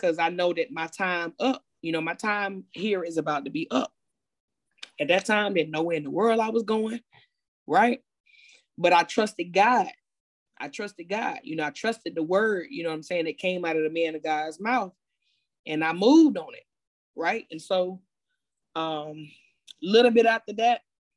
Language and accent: English; Fayetteville, North Carolina, United States; moved away as an adult; also born or lived in Greensboro, North Carolina; I'm originally from Fayetteville, North Carolina